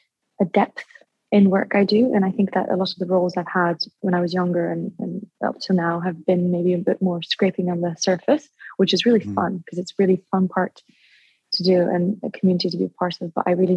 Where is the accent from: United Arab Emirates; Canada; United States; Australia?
United Arab Emirates; Dubai; I've always, because I was born in Dubai, and so I went to an international school, but it was a British school.